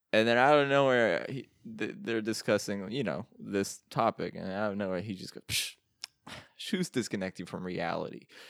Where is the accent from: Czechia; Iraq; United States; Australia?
Iraq; moved away; I'm from Iraq